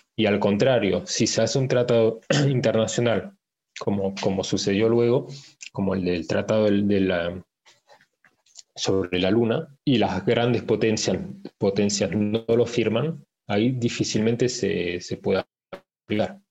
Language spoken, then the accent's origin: Spanish; France; also born or lived in Paris, France / Argentina; Nací en Francia, en París. Mis padres son eh, argentinos, por eso o sea, aprendí el castellano. Después estuve viviendo unos años en la Argentina y mi familia después volvió, volvió a Francia. Entonces, más que nada, me crié en Francia